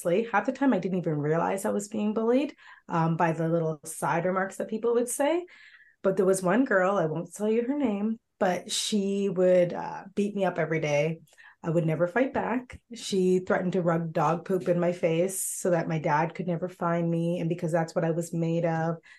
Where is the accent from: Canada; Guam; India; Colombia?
Canada; Milton, Ontario; growing up in Milton as one of the only Black families